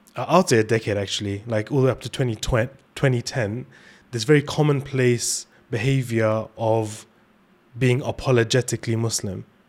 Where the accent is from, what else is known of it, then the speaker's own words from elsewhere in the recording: London, United Kingdom; where we're from, uh, especially in London